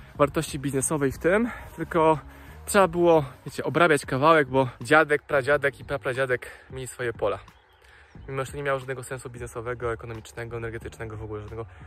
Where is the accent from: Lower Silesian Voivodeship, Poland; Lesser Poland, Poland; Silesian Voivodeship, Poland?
Lesser Poland, Poland; Dunajec valley; born or raised there